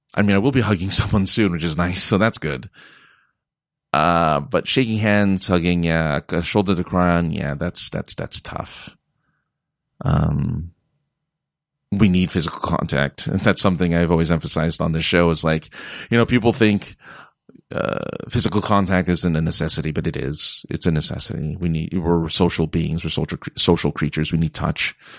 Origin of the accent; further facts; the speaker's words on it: California, United States; I come from California